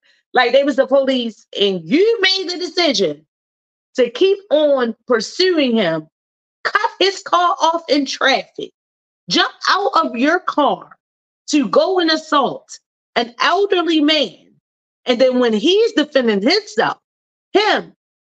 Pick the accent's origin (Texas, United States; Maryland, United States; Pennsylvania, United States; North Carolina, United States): Maryland, United States; Baltimore; I'm from Baltimore